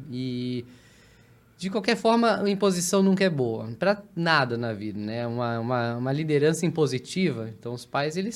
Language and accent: Portuguese; São Paulo, Brazil; born there; accent: somewhat like mineiro; As meus pais são do Rio, eu nasci em São Paulo